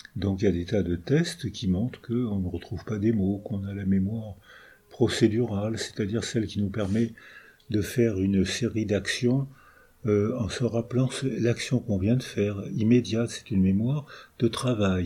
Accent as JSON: {"language": "French", "country": "France", "also_born_or_lived": "La Seyne-sur-Mer", "first_language": "French", "said": "Je sais que je suis français, euh, malgré mes origines euh, ukrainiennes et polonaises, je sais, j'ai la chance d'être français, euh, c'est ma langue maternelle"}